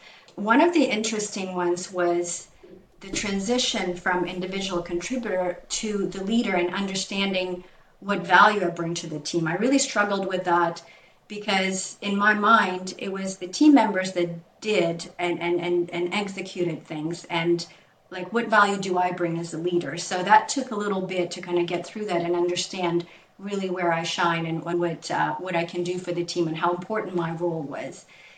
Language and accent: English; Ukraine; moved away as an adult; now in Canada; I moved to Canada 25 years ago, as you know, when I was 20 from Ukraine.